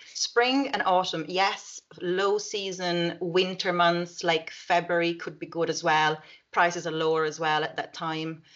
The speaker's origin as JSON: {"language": "English", "town": "Rome", "region": "Lazio", "country": "Italy", "tie": "born or raised there", "said": "Rome is my hometown"}